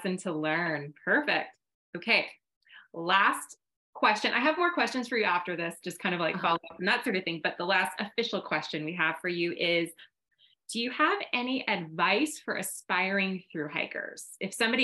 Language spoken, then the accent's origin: English; United States; as an American